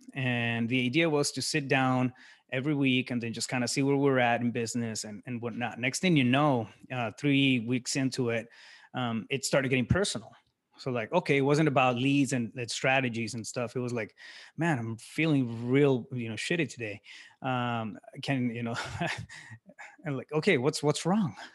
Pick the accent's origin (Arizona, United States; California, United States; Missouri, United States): Arizona, United States; Yuma; moved away as an adult; now in Phoenix, United States; I'm originally from Yuma, Arizona. I live in Phoenix now.